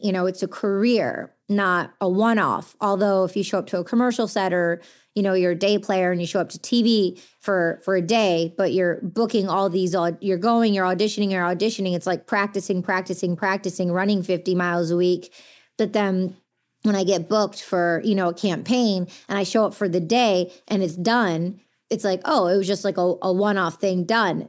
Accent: Detroit, Michigan, United States; growing up in the Detroit underground, uh, music culture when all the biggest international D Js from around the world were coming to my backyard when I was a kid

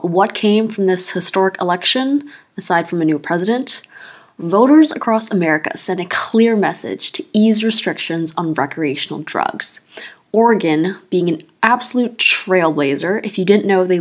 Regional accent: Canada; I'm Canadian

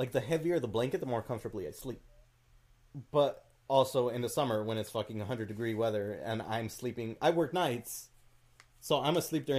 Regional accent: Idaho, United States; moved away; I was born actually in Idaho. It like gets negative 10 degree weather.

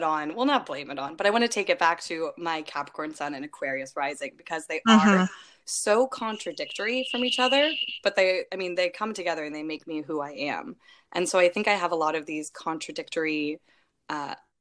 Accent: Bay Area, California, United States; moved away as an adult; now in Sacramento, United States; I currently live in Sacramento, but I'm originally from the Bay Area

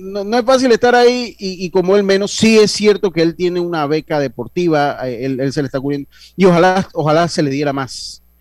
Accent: Panama; a mí como panameño

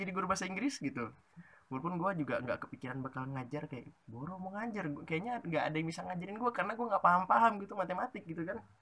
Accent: Pekanbaru, Riau, Indonesia; moved away; gua itu SMP-nya di Pekanbaru Riau bagi nggak tahu Pekanbaru Riau itu ada di Sumatera

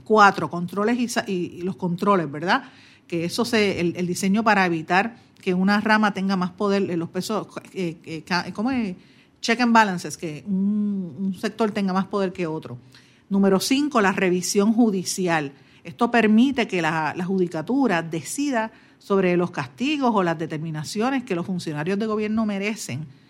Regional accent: Puerto Rico; estamos subeditados totalmente a lo que digan los americanos

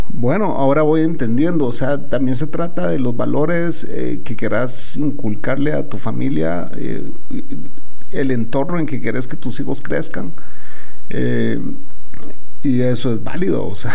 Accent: Puerto Rico; Bueno, nosotros por default, eh, de, todo, yo creo que el resto del mundo piensa que por default el puertorriqueño tiene que, ya tiene que ser bilingüe, ya nacen bilingües, ¿verdad?

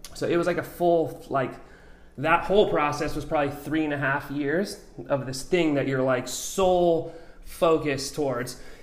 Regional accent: Albuquerque, New Mexico, United States; also born or lived in Oregon / New Zealand; now in San Diego, United States; I'm originally from New Mexico. Uh, grew up kind of on the mountains in Albuquerque.

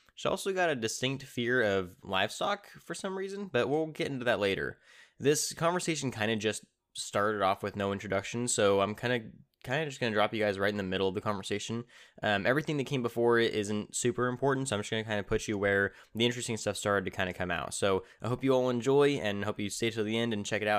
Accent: Tulare, California, United States; also born or lived in Tipton, California; I was born and raised in a small town in central California called Tulare

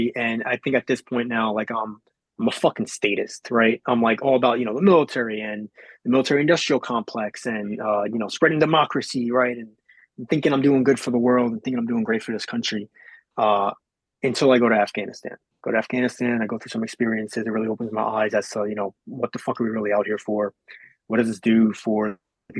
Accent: Long Island, New York, United States; moved away; I was born and raised in New York. Yep, I was born and raised in Long Island, more specifically

